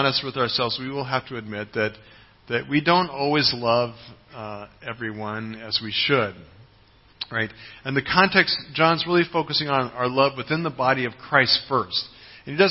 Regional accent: United States; moved away; my home country, the United States

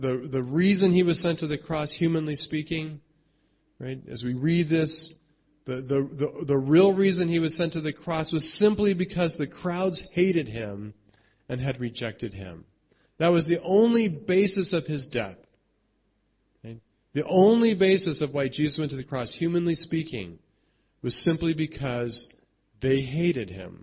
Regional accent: United States; I'm American

